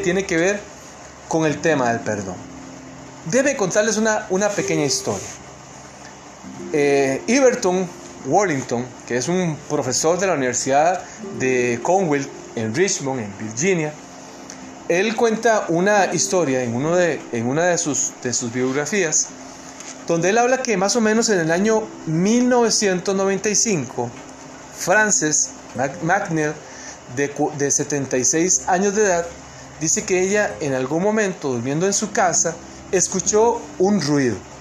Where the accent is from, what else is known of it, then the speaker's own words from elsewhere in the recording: Costa Rica; moved away as an adult; now in New Jersey, United States; soy tico, ¿verdad? Soy costarricense